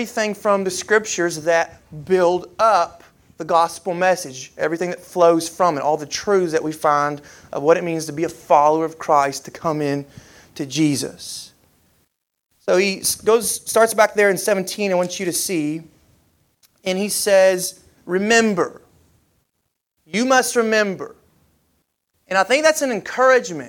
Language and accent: English; Kentucky, United States; now in Alabama, United States; growing up in Kentucky